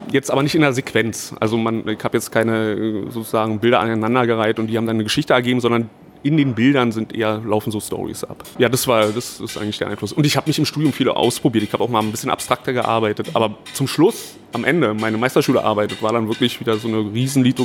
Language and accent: German; Berlin, Germany; also born or lived in Chemnitz; ja geboren bin ich in Chemnitz, ganz, ganz schnell aber nach Berlin gezogen, also das ist jetzt schon über 30 Jahre her.